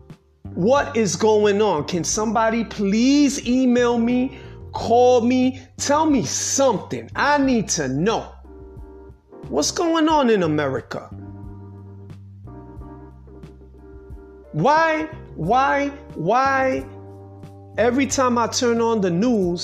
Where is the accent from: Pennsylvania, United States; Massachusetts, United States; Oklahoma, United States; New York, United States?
New York, United States; New York City; I'm a New Yorker. I was born in New York City